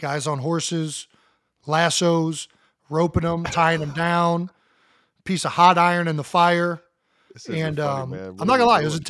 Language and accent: English; West Virginia, United States; I think going to the cousin's farm growing up in West Virginia got me interested in farming